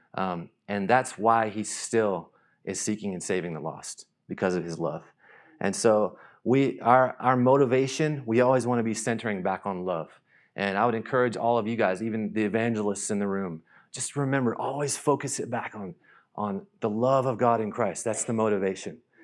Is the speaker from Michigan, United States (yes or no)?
no; North Carolina, United States; moved away as an adult; also born or lived in Nashville; now in Thailand; I grew up in North Carolina